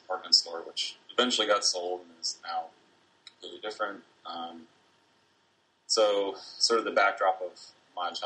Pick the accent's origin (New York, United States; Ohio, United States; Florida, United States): Ohio, United States; Dayton; also born or lived in West Coast / Illinois; I grew up in Dayton, but my family moved around quite a bit. We're all originally from the West Coast, but ended up moving to Dayton when I was about seven. And grew up here